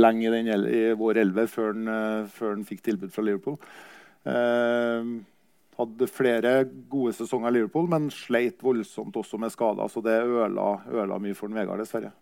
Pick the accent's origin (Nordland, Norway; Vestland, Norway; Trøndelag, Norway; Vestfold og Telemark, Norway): Trøndelag, Norway; Kyrksæterøra; jeg var jo også hjemme på hjemplassen min på Kyrksæterøra